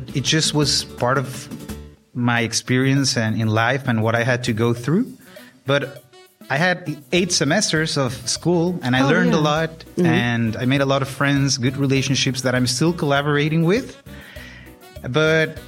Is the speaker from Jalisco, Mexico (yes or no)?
yes; Guadalajara, Jalisco, Mexico; moved away as an adult; I was born and raised in Guadalajara, Jalisco